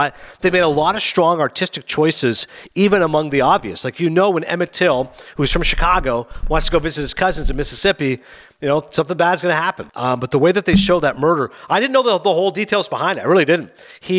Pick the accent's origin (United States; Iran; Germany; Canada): Canada; maybe I don't know anything just because I'm Canadian